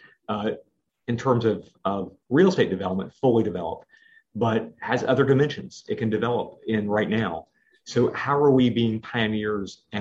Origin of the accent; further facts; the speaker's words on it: Charlotte, North Carolina, United States; now in New York, United States; I grew up in Charlotte, North Carolina